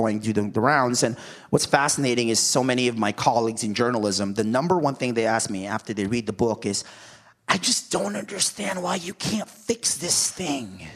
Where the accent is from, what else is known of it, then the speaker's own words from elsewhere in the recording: Mountain View, California, United States; also born or lived in Philippines; I'm from Mountain View, California